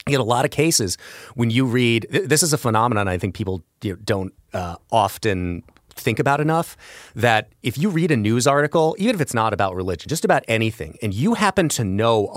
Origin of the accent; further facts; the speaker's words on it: Belleville, Illinois, United States; I grew up in Belleville, Illinois